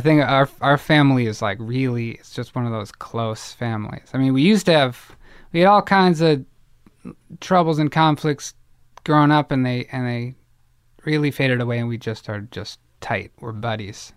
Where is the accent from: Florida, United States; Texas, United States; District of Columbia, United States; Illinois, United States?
Illinois, United States; Evanston; born or raised there; moved away; also born or lived in Boston